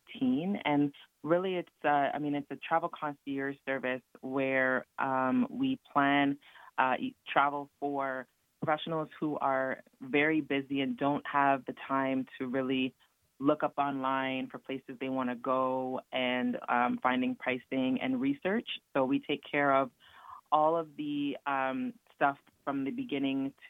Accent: Toronto, Ontario, Canada; I'm actually from Toronto, Canada, so part of the six

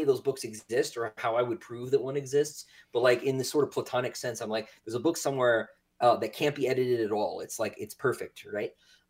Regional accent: Raleigh, North Carolina, United States; born there; accent: Southern; I was born in Raleigh, still live here. Don't plan on going anywhere. Some people will say that's not really the South.

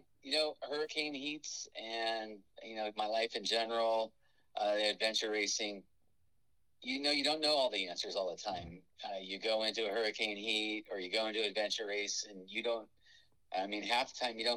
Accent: Los Angeles, California, United States; moved away; also born or lived in Burbank; I grew up in North Hollywood or Burbank, and for a period of time until I was about 14 or so

